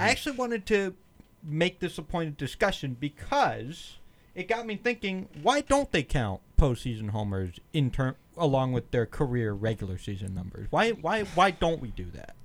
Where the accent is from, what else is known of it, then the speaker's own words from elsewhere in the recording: Philadelphia suburbs, Pennsylvania, United States; I was born and raised, you know, in Pennsylvania, Philly suburbs